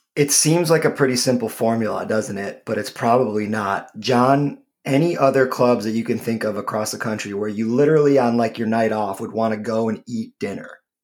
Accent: Michigan, United States; my home state of Michigan

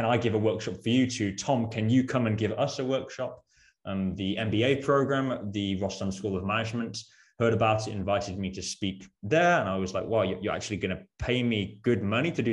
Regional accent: Worcestershire, West Midlands, United Kingdom; accent: British; moved away as an adult; also born or lived in Birmingham / Netherlands; I'm originally from the UK, hence my British accent, born in Birmingham, grew up in Worcestershire.

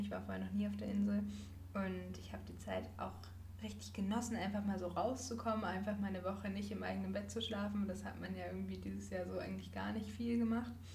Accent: Northern Germany, Germany; für mich als Norddeutsche

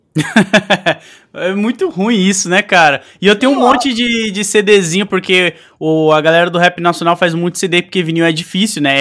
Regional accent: São Paulo, Brazil; Eu sou de Goianazes.

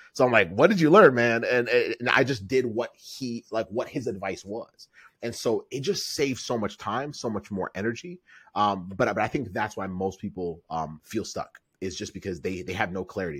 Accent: Kenya; I'm from East Africa. I was born in Kenya

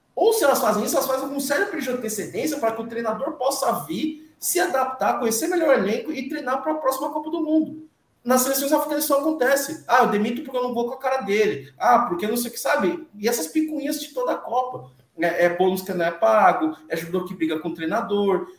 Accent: Brazil; eu sou filho de imigrantes nigerianos, nascido aqui no Brasil, mas sou nigeriano

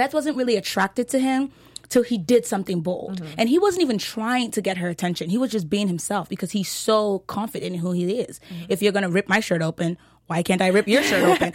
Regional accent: Texas, United States; I'm from Texas

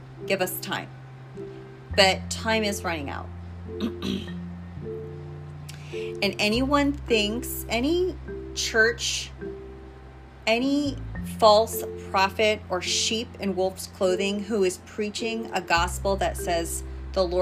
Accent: United States

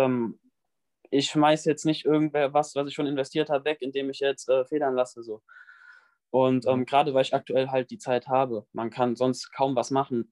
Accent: near Bonn, North Rhine-Westphalia, Germany; ich komme aus der Nähe von Bonn

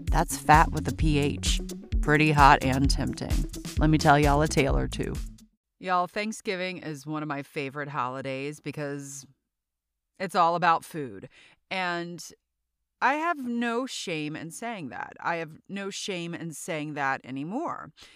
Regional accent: South Louisiana, United States; also born or lived in New York City vicinity; now in New York City, United States; I am from South Louisiana, and I live in the New York City vicinity

